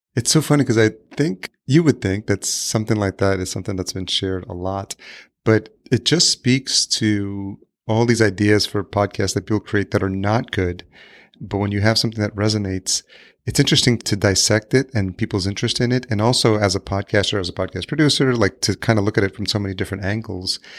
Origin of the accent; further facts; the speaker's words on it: Yonkers, New York, United States; moved away as an adult; also born or lived in Los Angeles, United States; now in Minneapolis, United States; I grew up in Yonkers, New York